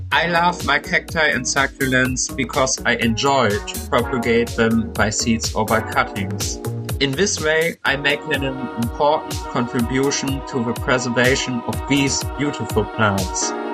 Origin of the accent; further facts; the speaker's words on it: Germany; I'm twenty-one years old and I come from Germany